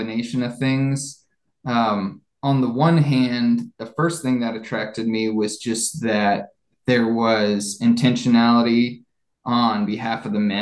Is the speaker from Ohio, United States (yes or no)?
yes; Columbus, Ohio, United States; moved away as an adult; also born or lived in Nashville; I grew up in Ohio near Columbus.